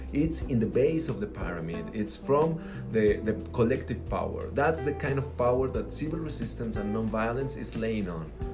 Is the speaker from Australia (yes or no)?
no; Mexico; I'm from Mexico, but we all in Latin America we share some features